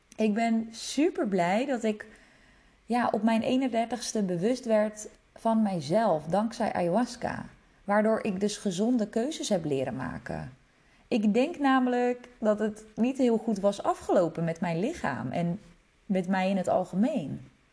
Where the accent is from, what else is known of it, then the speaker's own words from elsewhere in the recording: Netherlands; also born or lived in Czech Republic; Ik ben geboren in Tsjechië en mijn ouders kregen mij toen ze heel jong waren. Ze gingen scheiden toen ik vier was. Kort daarna vertrok mijn moeder samen met mij naar Nederland